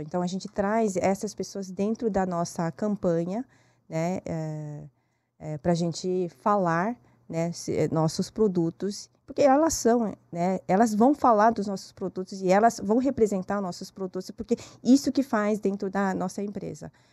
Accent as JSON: {"language": "Portuguese", "country": "South Korea", "tie": "born or raised there", "second_language": "Portuguese", "moved": "yes", "lives_now": "Brazil", "said": "Eu nasci na Coreia."}